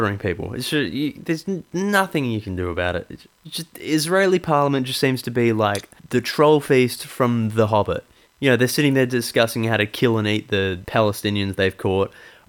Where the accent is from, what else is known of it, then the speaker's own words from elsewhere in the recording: Ireland; as an Irish person